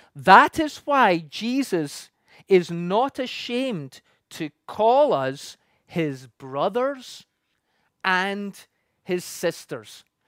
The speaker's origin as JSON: {"language": "English", "region": "Scotland", "country": "United Kingdom", "tie": "born or raised there", "moved": "as an adult", "lives_now": "Canada", "said": "I come from the U K, and when I grew up in Scotland"}